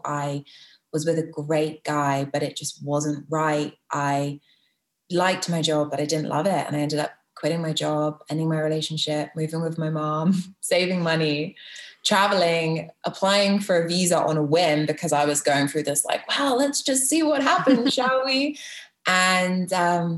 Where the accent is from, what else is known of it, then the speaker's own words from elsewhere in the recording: Bristol, South West England, United Kingdom; moved away as an adult; also born or lived in London; now in Toronto, Canada; so I was born in London, but home has always been Bristol. And then in March 2019, I left.